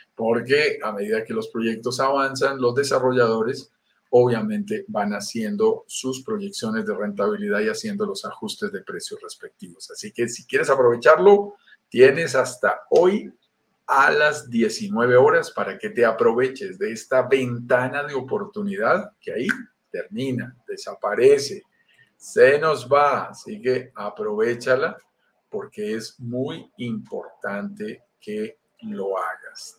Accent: Colombia; accent: Colombian; also born or lived in Bogotá, Colombia; Soy colombiano, lo notarás en mi acento y vivo en Bogotá, Colombia

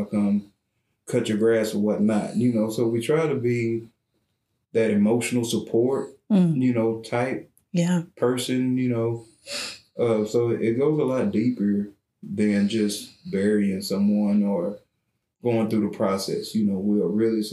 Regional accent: Brownwood, Texas, United States; we're from Brownwood

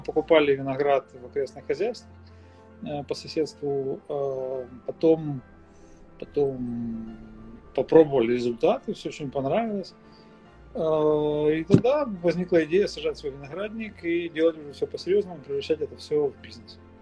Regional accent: Mykolaiv, Mykolaiv Oblast, Ukraine; also born or lived in Ochakiv, Ukraine; я сам из Николаева исторически

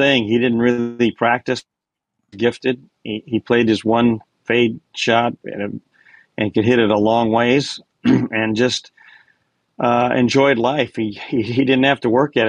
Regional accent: Seattle, Washington, United States; moved away as an adult; also born or lived in Houston, Texas; I grew up in Seattle

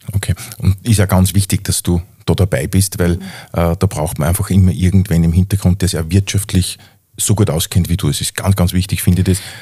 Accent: Upper Austria, Austria; bei uns in Oberösterreich

